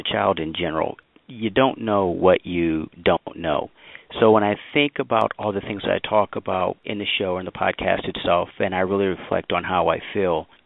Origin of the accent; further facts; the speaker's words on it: St. Louis, Missouri, United States; my hometown of St. Louis